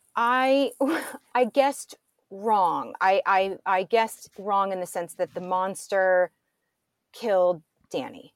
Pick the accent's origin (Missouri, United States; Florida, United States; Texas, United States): Missouri, United States; St. Louis; I was born and raised in Saint Louis, Missouri